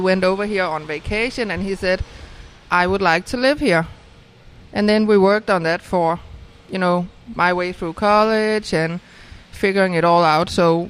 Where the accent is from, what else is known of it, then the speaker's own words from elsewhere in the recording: Denmark; English is a second language; moved away as an adult; now in Atlanta, United States; We're from Denmark.